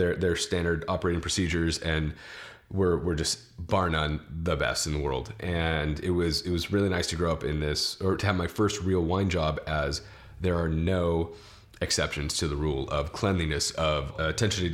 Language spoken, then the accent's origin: English; St. Helena, California, United States; growing up in St. Helena, it was very Varsity